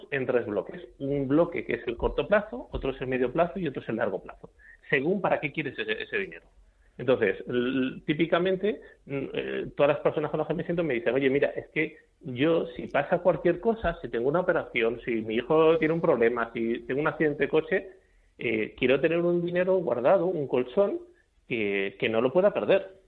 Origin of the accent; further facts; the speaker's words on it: Spain; al final los españoles, como los españoles y cualquier persona del mundo, odiamos perder dinero.